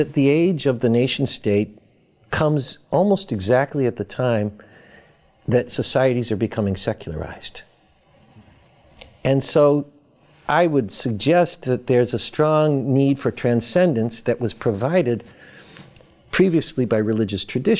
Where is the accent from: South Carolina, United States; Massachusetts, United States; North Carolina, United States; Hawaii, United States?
Massachusetts, United States; Boston; I grew up in Boston. I'm a Red Sox fan and a Bruins fan. I read the Boston Globe sports page.